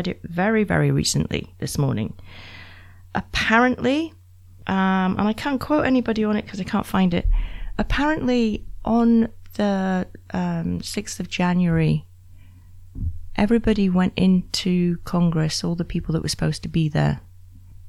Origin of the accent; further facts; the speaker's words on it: Scot, Scotland, United Kingdom; And I'm the Scot